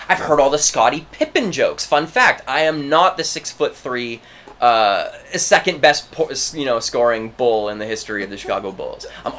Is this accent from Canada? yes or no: yes; Oakville, Ontario, Canada; also born or lived in Barrie; I grew up in Oakville next to kids named Zarak from Saudi Arabia, Sukhvir from Pakistan